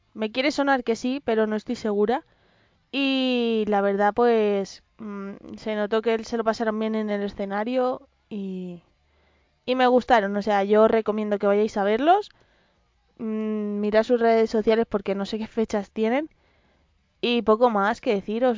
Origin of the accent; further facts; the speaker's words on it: Madrid, Community of Madrid, Spain; soy madrileña y además de tercera generación, así que soy gata